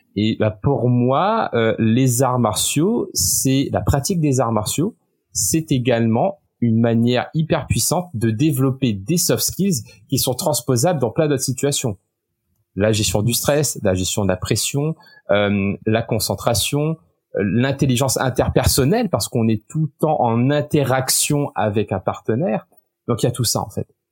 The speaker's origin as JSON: {"language": "French", "country": "Réunion", "also_born_or_lived": "Poitiers, France / Osaka, Japan / Sherbrooke, Canada / Paris, France", "first_language": "French", "moved": "as an adult", "lives_now": "London, United Kingdom", "said": "je viens de l'île de la Réunion où bah, c'est un énorme melting pot culturel"}